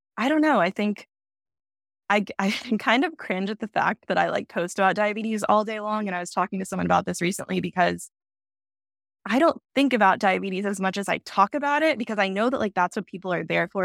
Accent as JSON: {"language": "English", "town": "Dallas", "region": "Texas", "country": "United States", "also_born_or_lived": "Austin, Texas", "moved": "yes", "said": "I am from Dallas"}